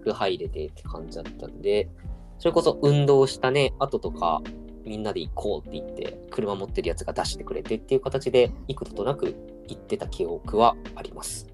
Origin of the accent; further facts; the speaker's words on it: Kitanagoya, Aichi, Japan; 僕らの地元で龍泉寺の湯